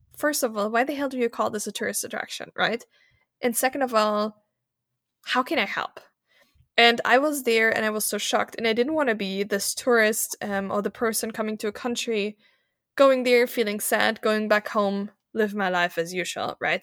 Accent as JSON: {"language": "English", "country": "Germany", "tie": "born or raised there", "also_born_or_lived": "Malta", "moved": "as an adult", "lives_now": "Vienna, Austria", "said": "I was born in Germany, as you mentioned, in a very German, German environment, right? In a tiny town, everyone was German"}